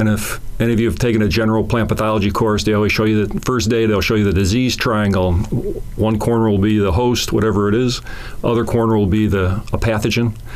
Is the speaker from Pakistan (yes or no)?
no; Chicago, Illinois, United States; That's all right. I'm from Chicago, so